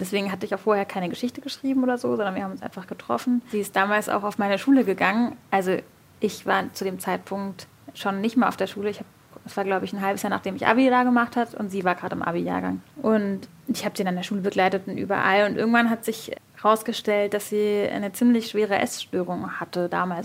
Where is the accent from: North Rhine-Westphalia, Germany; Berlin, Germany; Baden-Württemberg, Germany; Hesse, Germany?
Berlin, Germany; Ich bin in Berlin geboren